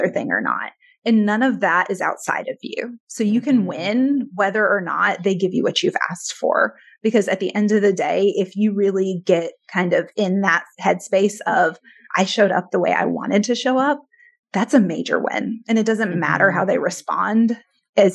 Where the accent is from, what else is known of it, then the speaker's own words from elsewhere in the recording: Detroit, Michigan, United States; I was born in Detroit